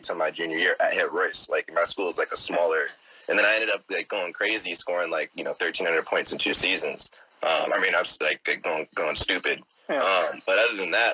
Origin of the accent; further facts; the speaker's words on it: Oakland, California, United States; born and raised in the Bay Area, Oakland in particular